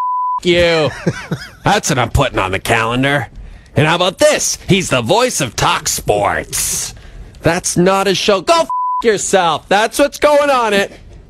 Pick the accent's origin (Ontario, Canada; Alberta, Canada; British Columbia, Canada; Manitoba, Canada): Alberta, Canada; Athabasca; Guys, can I mention something really quick? I'm going to my hometown of Athabasca this